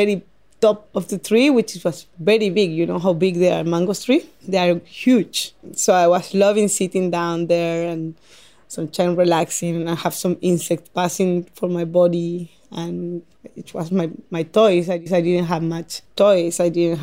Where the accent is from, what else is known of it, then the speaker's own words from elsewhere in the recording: Paraguay; English is a second language; moved away as an adult; also born or lived in Chile; now in Tasmania, Australia; I come from Paraguay.